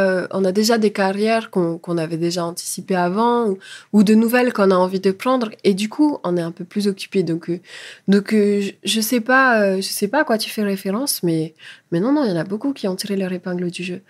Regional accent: French Polynesia; moved away as an adult; now in France; Je suis française, mais je suis polynésienne avant tout

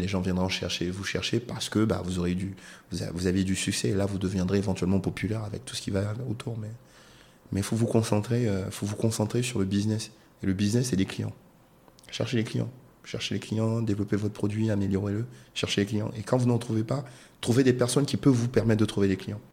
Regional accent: Côte d’Ivoire; moved away; je suis un Ivoirien, je rentre dans mon pays

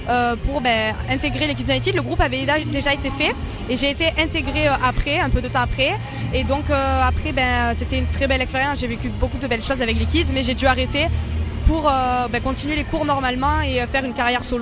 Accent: Provence-Alpes-Côte d'Azur, France; J'ai grandi ben, dans le sud, à côté d'Avignon, et je je vis toujours là-bas.

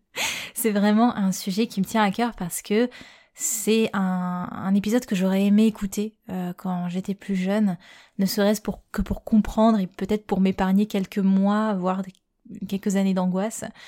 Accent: Réunion; je suis réunionnaise

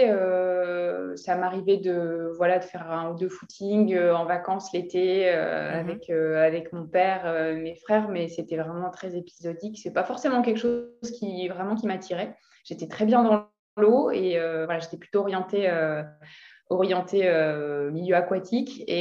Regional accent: Lille, Hauts-de-France, France; moved away as an adult; now in Lyon, France; J'ai vécu à Lille.

